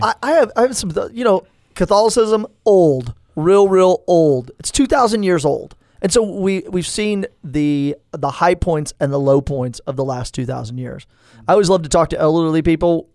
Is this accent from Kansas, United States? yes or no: no; Tulsa, Oklahoma, United States; now in Stillwater, United States; I was born in Tulsa, Saint Francis Xavier Hospital